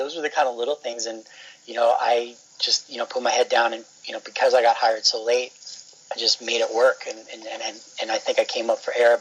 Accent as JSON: {"language": "English", "town": "New York City", "region": "New York", "country": "United States", "also_born_or_lived": "Fargo, North Dakota", "moved": "as an adult", "lives_now": "Northridge, United States", "said": "In New York, I'm from Flushing, which is in the borough of Queens, 8 million people"}